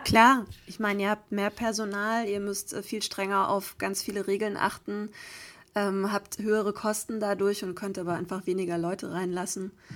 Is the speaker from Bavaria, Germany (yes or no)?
yes; Geretsried, Bavaria, Germany; meiner Heimat, beziehungsweise tatsächlich sogar in dem Raum, in dem damals mein Abi bei war. Also ich spiele heute in Köln und morgen dann in Oberbayern im Ratsstubensaal Geretsried